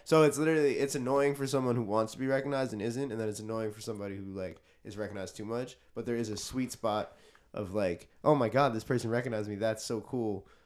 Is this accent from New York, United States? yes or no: yes; New York City, New York, United States; I'm a musician. I'm from Queens, New York